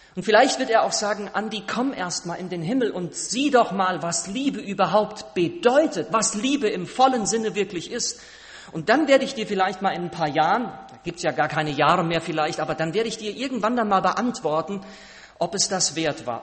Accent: Siegerland, North Rhine-Westphalia, Germany; moved away; Wir waren im Siegerland, meiner Heimat, äh, in Westfalen, Südwestfalen

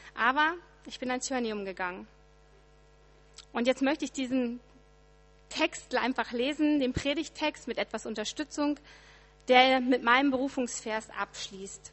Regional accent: Ritterhude, Lower Saxony, Germany; moved away; meinem Heimat-E C in Ritterhude

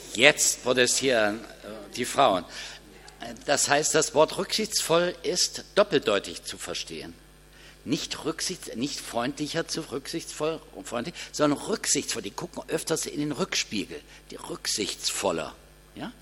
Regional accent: Kassel, Hesse, Germany; Bei uns in Kassel veranstalten die Geschäftsleute zu Karfreitag ein Mitternachtsshopping

